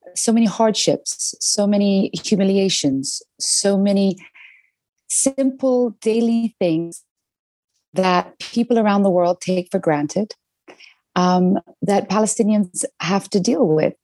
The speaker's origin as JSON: {"language": "English", "region": "London", "country": "United Kingdom", "tie": "born or raised there", "said": "growing up in London"}